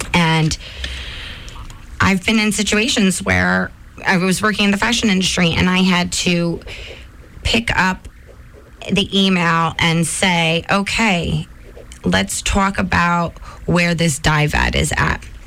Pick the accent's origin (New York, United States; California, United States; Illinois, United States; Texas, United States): New York, United States; moved away; I come from New York, the Hudson River